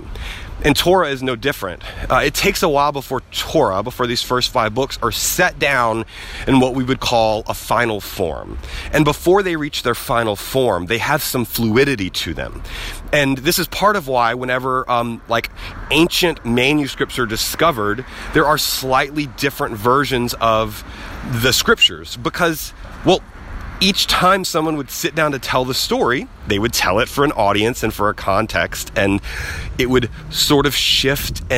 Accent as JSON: {"language": "English", "region": "the South", "country": "United States", "tie": "born or raised there", "said": "I grew up in the South, and we are big storytellers in the South"}